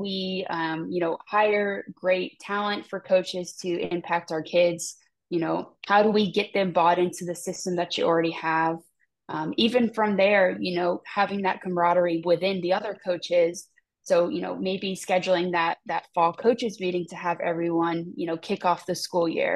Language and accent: English; Tampa, Florida, United States; here in the state of Florida, you know, I'm from Tampa